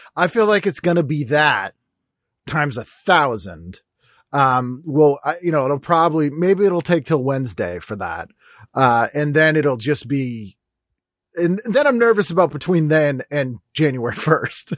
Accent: Boston, Massachusetts, United States; I'm from Boston

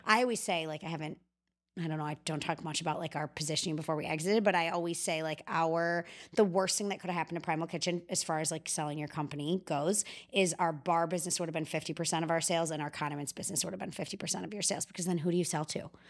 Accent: Chicago, Illinois, United States; I'm from Chicago

